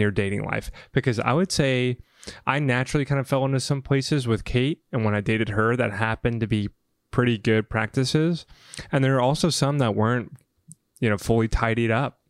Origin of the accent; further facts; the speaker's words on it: the South, United States; moved away; I came from the South